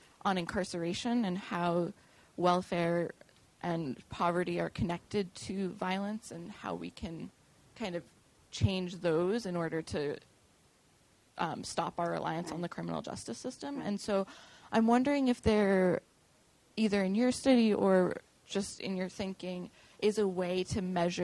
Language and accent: English; Boston, Massachusetts, United States; I'm from the Boston area